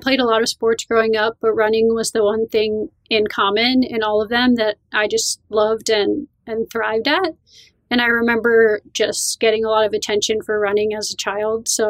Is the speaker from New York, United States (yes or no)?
no; Vernon, New Jersey, United States; So I grew up in the northwest corner of New Jersey. It's called Sussex. Vernon is the town, and it's right in the Appalachian Mountains